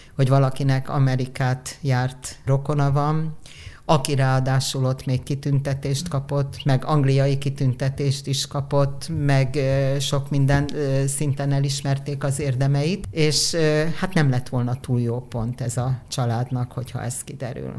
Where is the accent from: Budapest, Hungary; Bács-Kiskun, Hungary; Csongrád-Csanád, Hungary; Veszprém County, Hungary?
Budapest, Hungary; ide születtem én is